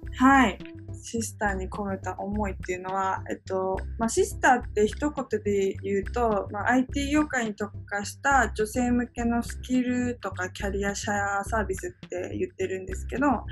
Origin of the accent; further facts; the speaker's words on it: Japan; also born or lived in South Korea; 韓国生まれの日本育ちで3歳から日本に